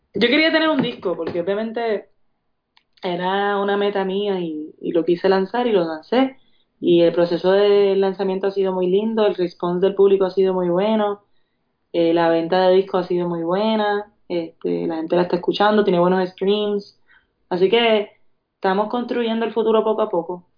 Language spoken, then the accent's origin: Spanish; Puerto Rico; Yo soy de Puerto Rico, yo he decidido estar en Puerto Rico y representar a Puerto Rico